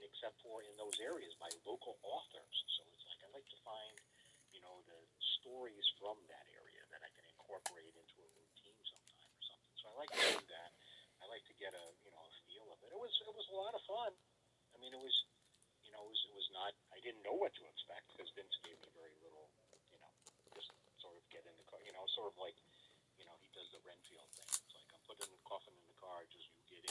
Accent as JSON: {"language": "English", "area": "Westchester", "region": "New York", "country": "United States", "tie": "born or raised there", "also_born_or_lived": "Salem, Massachusetts", "moved": "as an adult", "said": "I grew up in Westchester, New York"}